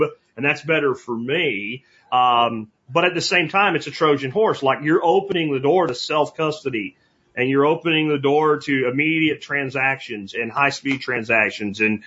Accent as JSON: {"language": "English", "country": "United States", "said": "as an American"}